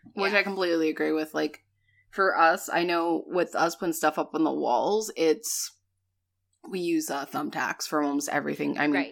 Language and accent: English; New England, United States; moved away; growing up in New England